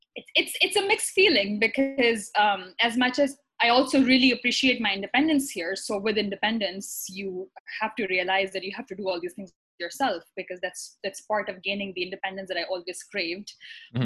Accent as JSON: {"language": "English", "town": "Karachi", "region": "Sindh", "country": "Pakistan", "also_born_or_lived": "Iran", "moved": "as an adult", "lives_now": "New York, United States", "said": "I'm originally from Pakistan. I'm from um, the biggest city, actually, Karachi."}